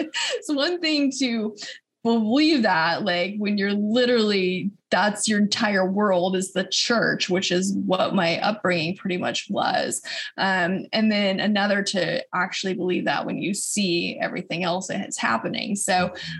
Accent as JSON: {"language": "English", "town": "Phoenix", "region": "Arizona", "country": "United States", "tie": "born or raised there", "moved": "yes", "lives_now": "Manhattan, United States", "said": "I grew up in Phoenix"}